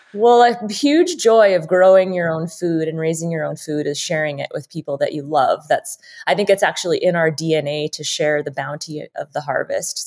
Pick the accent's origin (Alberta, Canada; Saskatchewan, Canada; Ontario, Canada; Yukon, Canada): Saskatchewan, Canada; now in Idaho, United States; I'm from Saskatchewan